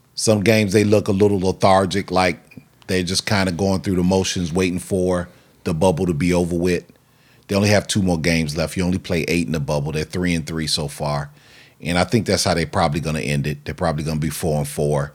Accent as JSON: {"language": "English", "town": "Chicago", "region": "Illinois", "country": "United States", "said": "we're from Chicago"}